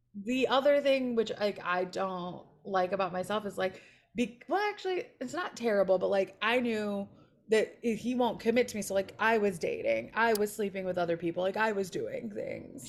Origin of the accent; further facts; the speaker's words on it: Chicago, Illinois, United States; now in Los Angeles, United States; I was born and raised in Chicago, and then my parents moved us to a suburb, like, twenty minutes northwest of the city